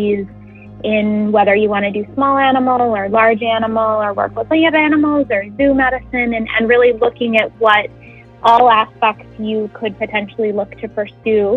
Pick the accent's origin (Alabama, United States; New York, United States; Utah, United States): Utah, United States; moved away as an adult; now in New Jersey, United States; I'm from Utah and that I'm not from this area of New Jersey